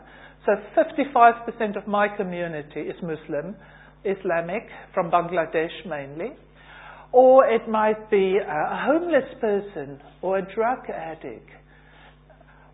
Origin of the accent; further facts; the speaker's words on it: South Africa; moved away as an adult; now in United Kingdom; originally from South Africa, came here 25 years ago on holiday, and I'm still on holiday